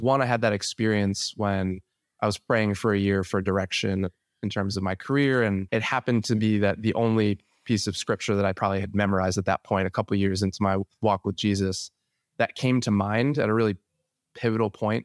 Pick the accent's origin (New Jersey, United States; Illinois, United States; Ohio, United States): New Jersey, United States; born and raised in New Jersey, the beautiful Garden State